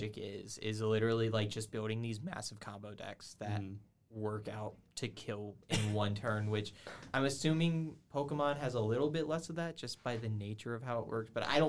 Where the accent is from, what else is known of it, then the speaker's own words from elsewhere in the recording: the South, United States; moved away; I'm from the South, so none of my food is up here.